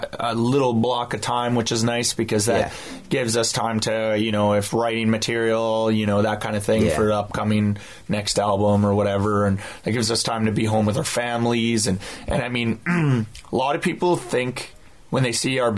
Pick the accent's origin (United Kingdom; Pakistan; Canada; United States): Canada; as a Canadian band